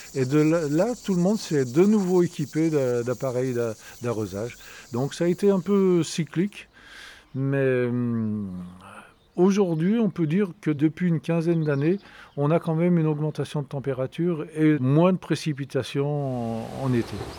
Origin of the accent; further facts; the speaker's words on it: Saint-Pierre-d'Albigny, Auvergne-Rhône-Alpes, France; also born or lived in Fréterive; je suis né à Saint-Pierre-d'Albigny, j'habite Frétrive